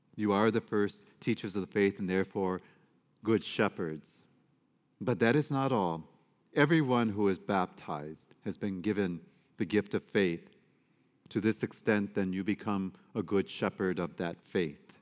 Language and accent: English; Detroit, Michigan, United States; I grew up in Detroit